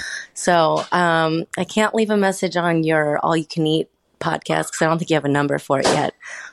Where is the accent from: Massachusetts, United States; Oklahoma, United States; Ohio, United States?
Ohio, United States; Cincinnati; From Cincinnati. I'm from Cincinnati.